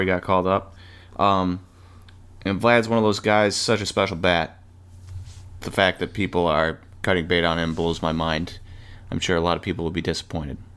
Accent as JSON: {"language": "English", "town": "Milwaukee", "region": "Wisconsin", "country": "United States", "said": "We're from Milwaukee."}